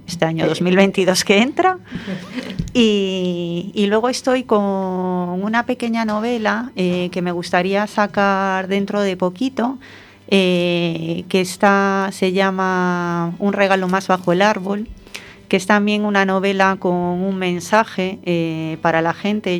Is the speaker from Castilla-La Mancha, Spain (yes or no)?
no; A Coruña, Galicia, Spain; me siento coruñesa por encima de todo